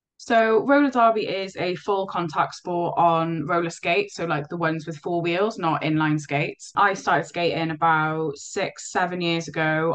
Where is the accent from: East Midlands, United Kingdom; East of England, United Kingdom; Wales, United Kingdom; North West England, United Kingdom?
Wales, United Kingdom; Cardiff; also born or lived in Llanishen / Abercynon; now in Merthyr Tydfil, United Kingdom; I was a uh, Cardiff born and bred. Uh, living, I grew up in Splot